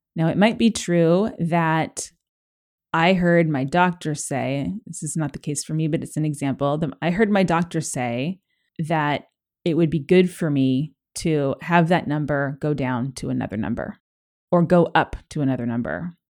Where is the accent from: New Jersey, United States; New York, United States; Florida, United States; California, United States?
California, United States; Los Angeles; I grew up in Los Angeles